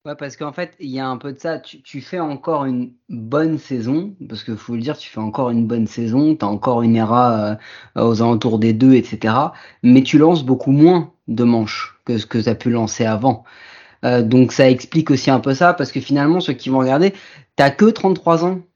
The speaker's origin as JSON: {"language": "French", "country": "France", "accent": "très français", "said": "mon accent il est très très français"}